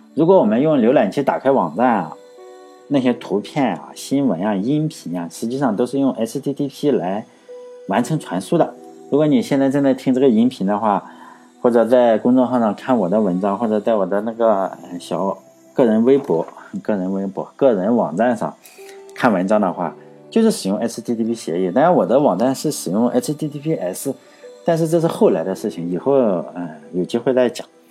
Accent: near Zibo, Shandong, China; 他的家，实际上离我家是不是，离我老家是不远的

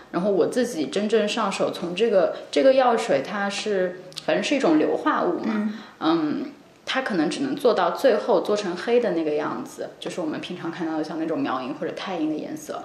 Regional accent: Nanjing, Jiangsu, China; moved away as an adult; 因为我是南京人，我是从江苏考过来

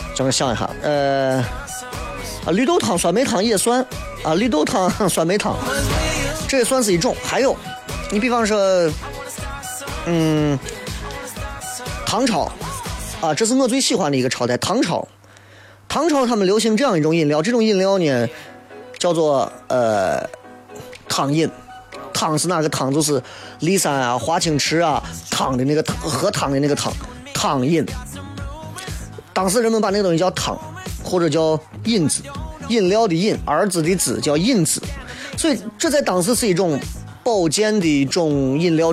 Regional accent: Xi'an, Shaanxi, China; accent: Xi'an dialect; 我说我们西安人说话，上次和粗鲁了

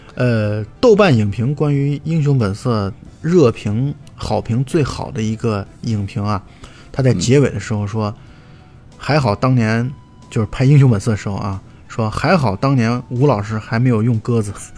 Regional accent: China; 我们东方人或者我们中国人可能更喜欢的是《英雄本色》和《纵横四海》

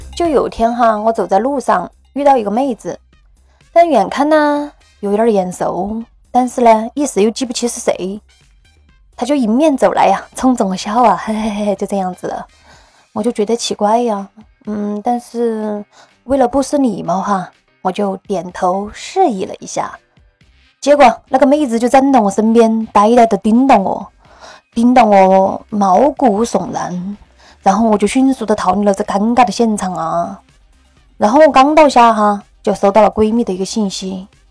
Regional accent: Sichuan, China; also born or lived in Northeast China; 我们四川人儿也是不怕事的

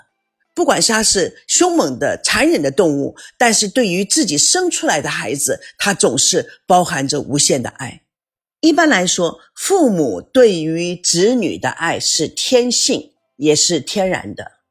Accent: United States; 我从美国来，中国的方式，美国的方式，对于亲人和朋友之间的一种情感以及看法，真的会很不一样。

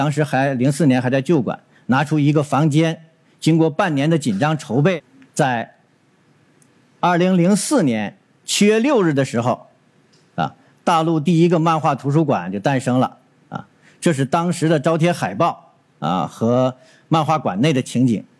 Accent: northern China, China; now in Dongguan, China; 我是从北方来到东莞的，南北方的气候差异很大

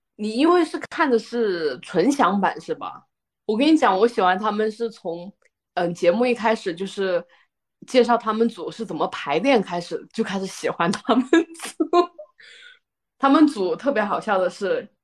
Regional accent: Guizhou, China; moved away; 我的老家不是重庆啊，就是一个 ，嗯，贵州的偏远山区

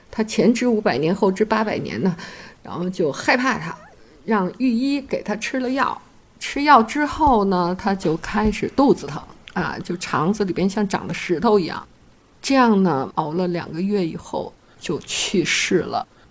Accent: China; 我们中国人

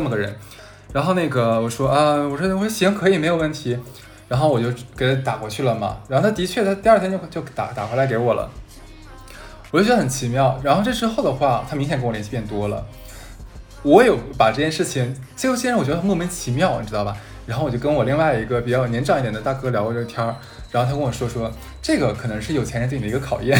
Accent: Harbin, Heilongjiang, China; moved away; 我前段时间回哈尔滨

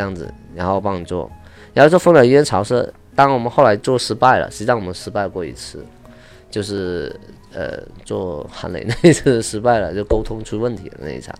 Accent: Guangxi, China; moved away as an adult; now in Los Angeles, United States; 我是广西的

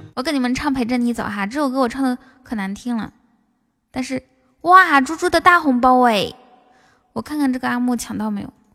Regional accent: northern China, China; 北方汉子，我也是来自北方的

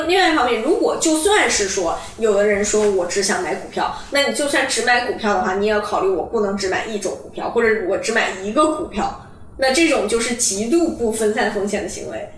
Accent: Dalian, Liaoning, China; moved away as an adult; also born or lived in Davis, United States / Boston, United States; now in Hong Kong; 我从小是出生在，出生长大在大连嘛，嗯。然后我们那边是以海鲜出名的

